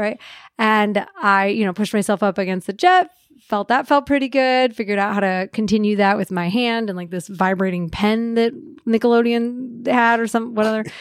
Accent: Midwest, United States; I grew up in the Midwest

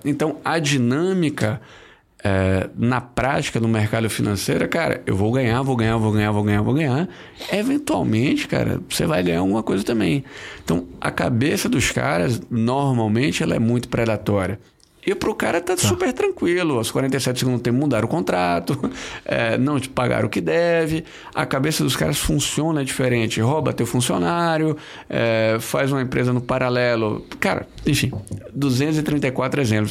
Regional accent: Bahia, Brazil; Eu sou baiano, eu me formei na Bahia

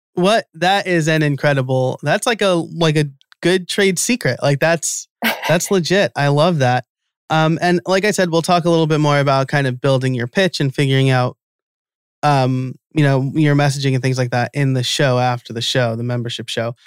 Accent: New York, United States; I'm from New York and I'm Italian

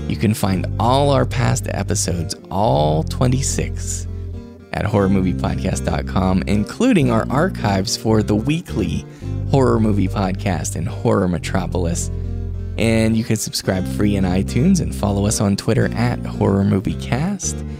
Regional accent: Wheeling, West Virginia, United States; my hometown of Wheeling, West Virginia

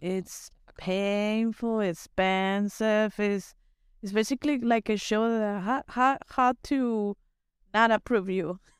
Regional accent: Mexico; English is a second language; now in United States; I was born and raised in the city

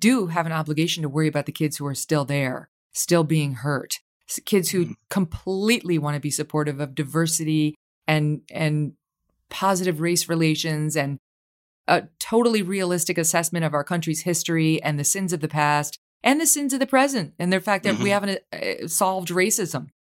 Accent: Syracuse and Albany, New York, United States; Yes, I'm from Syracuse and Albany.

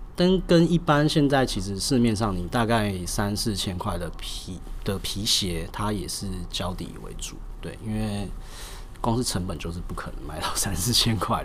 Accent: Zhongshan North Road, Taipei, Taiwan; 毕竟我是八十年代出生的，对。那我们鞋店其实一开始是开在中山北路一段，那大概好像是七十年的时候就开在那边了

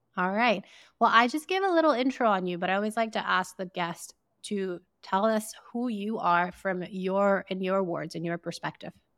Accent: Sierra Leone; we grew up in Sierra Leone in West Africa

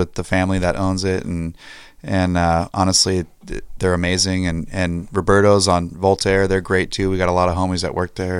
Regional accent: San Diego, California, United States; me and Kyle, we grew up in Ocean Beach since we were little kids.

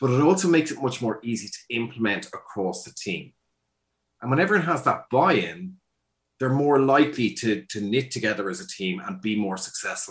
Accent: Ireland; also born or lived in Dublin, Ireland; I'm Irish

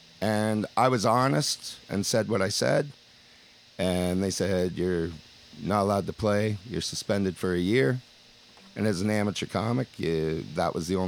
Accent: Elora, Ontario, Canada; Elora, Ontario.

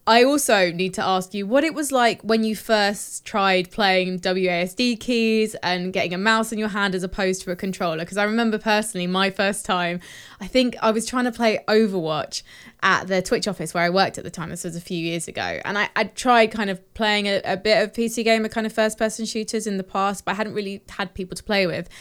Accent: United Kingdom; I'm British

